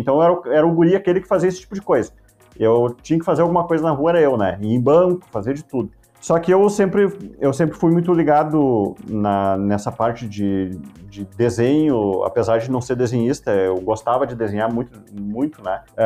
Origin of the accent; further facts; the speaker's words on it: Estância Velha, Rio Grande do Sul, Brazil; also born or lived in Campo Bom; Eu nasci em Estância Velha, tá? Mas eu, eu vivo em Campo Bom já há muitos anos